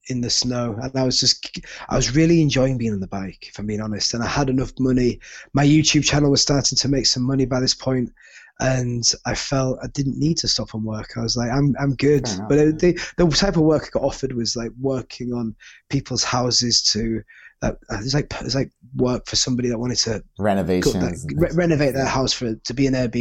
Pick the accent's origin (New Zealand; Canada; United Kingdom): United Kingdom; moved away as an adult; as a Brit